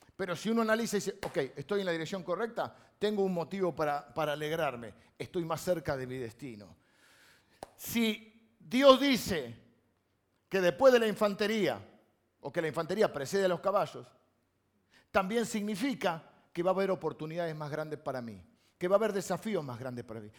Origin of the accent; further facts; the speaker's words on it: Castelar, Buenos Aires Province, Argentina; yo soy de Castelar